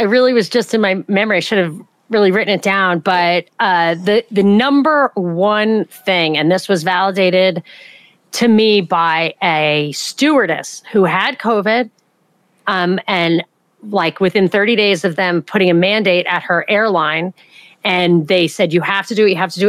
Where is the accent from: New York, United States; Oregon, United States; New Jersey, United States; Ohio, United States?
New York, United States; also born or lived in Atlanta, Georgia; I'm from New York.